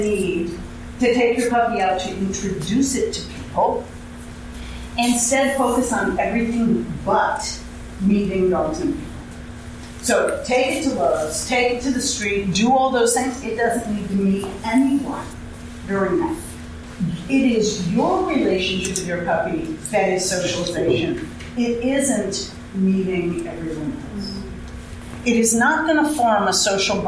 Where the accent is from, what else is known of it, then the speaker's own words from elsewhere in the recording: New York, United States; moved away; I'm from New York